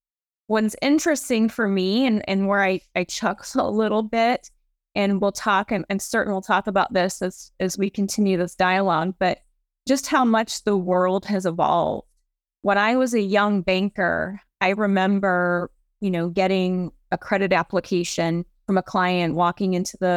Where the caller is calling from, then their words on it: St. Louis, Missouri, United States; I am dialing in from beautiful St. Louis, Missouri.